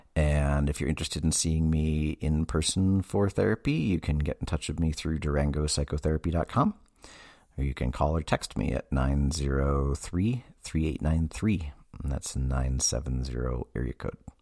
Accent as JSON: {"language": "English", "region": "Massachusetts", "country": "United States", "tie": "born or raised there", "said": "I grew up in Massachusetts"}